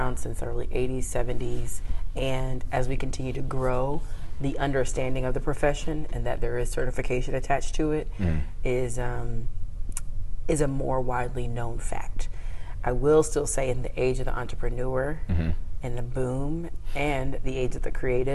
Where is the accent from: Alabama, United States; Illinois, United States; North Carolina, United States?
North Carolina, United States; moved away as an adult; also born or lived in Denton, Texas / Washington, D.C.; I was born in Denton, Texas, but grew up in North Carolina